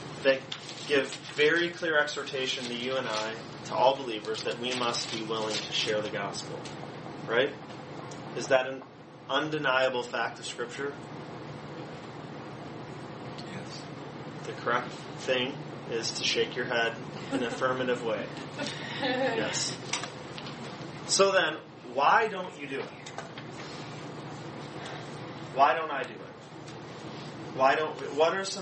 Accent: Allen Park, Michigan, United States; We grew up in Allen Park. So we grew up 2 blocks from Sylvia's

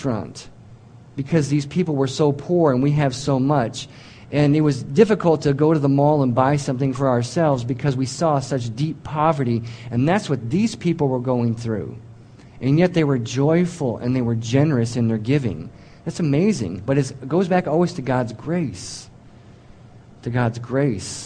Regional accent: United States; I'm an American

